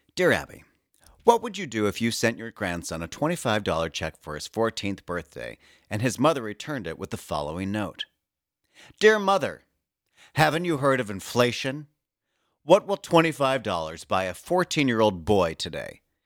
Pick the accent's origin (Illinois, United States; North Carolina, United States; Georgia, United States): Illinois, United States; Oak Park; moved away; my hometown of Oak Park, Illinois